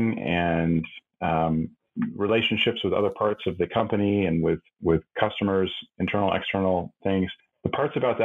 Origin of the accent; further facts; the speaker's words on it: Southwest Washington, United States; So I grew up in Southwest Washington, the same town that Renee worked at the college there.